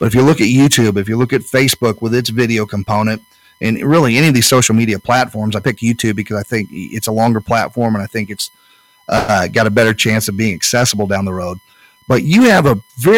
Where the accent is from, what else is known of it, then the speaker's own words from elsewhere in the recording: Speedway, Indiana, United States; I grew up in Speedway.